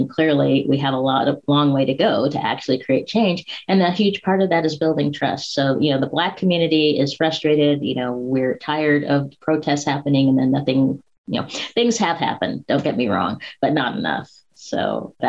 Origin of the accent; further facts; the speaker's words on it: Spokane, Washington, United States; I grew up in Spokane, Washington, which is in Eastern Washington